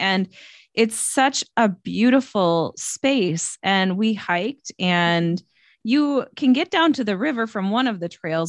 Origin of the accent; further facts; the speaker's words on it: Stillwater, Minnesota, United States; my husband and I both graduated, like born and raised in Stillwater.